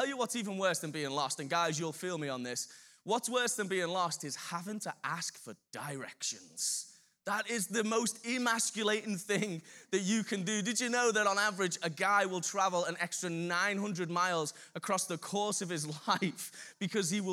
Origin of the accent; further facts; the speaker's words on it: Birkenhead, North West England, United Kingdom; I'm from Birkenhead.